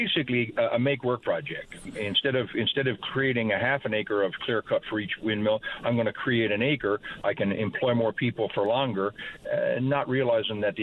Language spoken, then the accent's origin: English; Grand Falls-Windsor, Newfoundland and Labrador, Canada; I grew up in Grand Falls